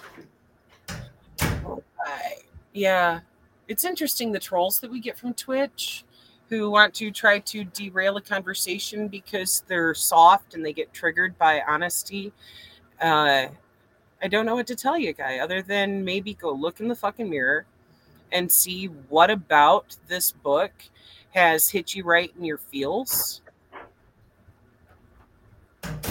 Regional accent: Flint, Michigan, United States; I'm from Flint

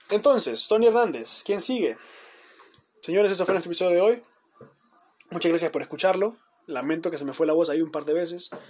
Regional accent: Honduras; No somos liberales, ni nacionalistas, ni libres contra el mundo. No, somos hondureños, señores y señores, somos hondureños. Y tenemos que abogar por la unidad nacional.

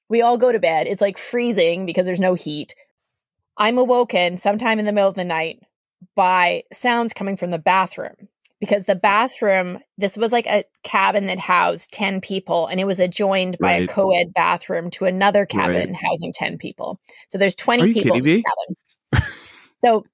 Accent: Canada; I'm a Canadian.

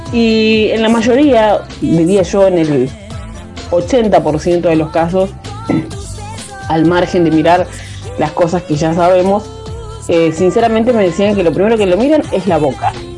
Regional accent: Concordia, Entre Ríos, Argentina; mi pueblo, el pueblo de donde yo vengo, que se llama Concordia. Yo estoy viviendo en otra localidad

